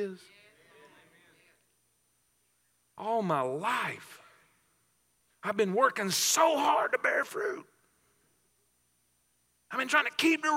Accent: South Florida, United States; I grew up in South Florida around orange trees and grapefruit trees

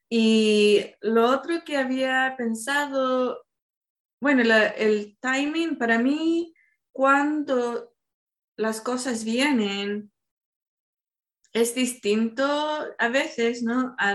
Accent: Chile; born there; also born or lived in Argentina / Madrid, Spain / Seville, Spain; estuve viviendo en Chile, donde yo nací, viví en Argentina y también viví en España.

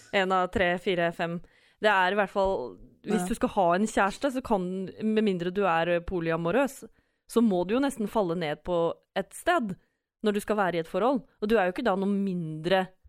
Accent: Sande, Vestfold, Norway; fra Sande i Vestfold

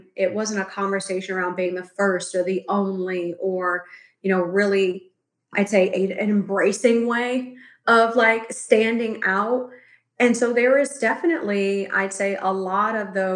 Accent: Chicago, Illinois, United States; now in Los Angeles, United States; I'm currently residing in LA, but I grew up in Chicago

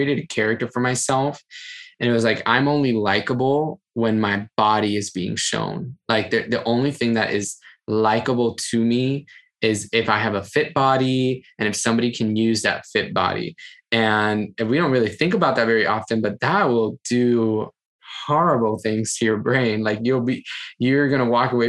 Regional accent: Miami, Florida, United States; moved away as an adult; also born or lived in Brooklyn; I moved from Miami, left my house when I was 20

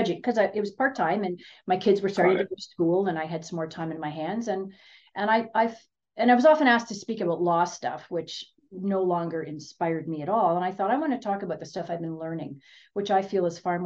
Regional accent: Ontario, Canada; moved away as an adult; now in Kelowna, Canada; I'm from Ontario.

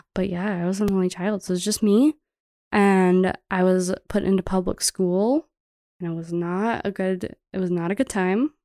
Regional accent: Metairie, Louisiana, United States; moved away as an adult; now in Bozeman, United States; I was raised in Metairie, which is like a town right outside of New Orleans

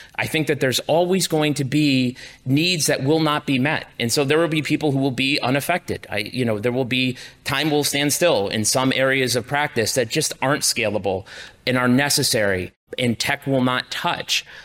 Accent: Enfield, Connecticut, United States; my hometown in Enfield, Connecticut.

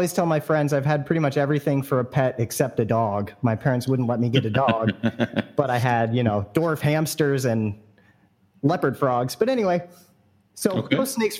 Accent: San Francisco Bay Area, California, United States; born or raised there

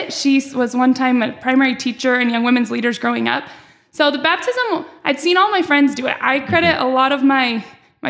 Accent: American Fork, Utah, United States; I was born here in American Fork

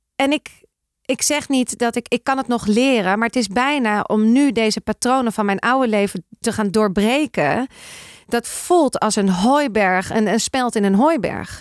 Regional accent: Amsterdam, North Holland, Netherlands; Ik ben opgegroeid in Amsterdam. Weet je, ik kom daar vandaan.

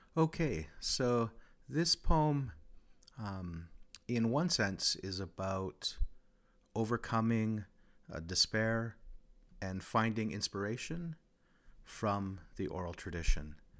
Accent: Regina, Saskatchewan, Canada; I'm from Regina, Askanega-Sestege, the place where the bones are gathered.

